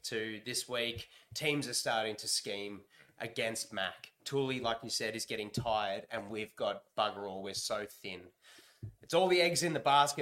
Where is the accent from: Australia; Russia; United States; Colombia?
Australia; we're pretty ruffians, us Australians